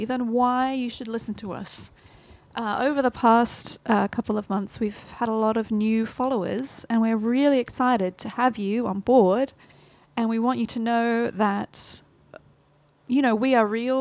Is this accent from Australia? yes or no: yes; Australia; So I'm Australian, in case you hadn't picked that up.